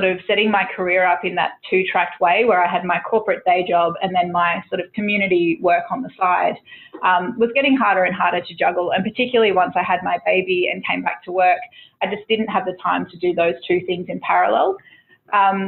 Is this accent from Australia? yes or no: yes; Tweed Heads, New South Wales, Australia; I grew up in Tweedheads, which is sort of, you know, coastal, just south of the Queensland border.